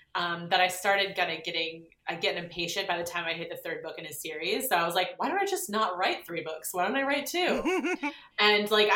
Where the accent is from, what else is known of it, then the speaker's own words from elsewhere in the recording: San Diego, California, United States; also born or lived in Carlsbad; I'm from San Diego originally